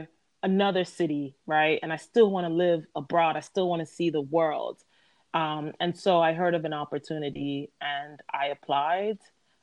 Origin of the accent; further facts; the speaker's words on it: Miami, Florida, United States; moved away as an adult; also born or lived in Atlanta; now in London, United Kingdom; I was born and raised in Miami, Florida. Both of my parents are Jamaican, and they moved to the U.S. for better opportunities. And I continued to stay in Florida.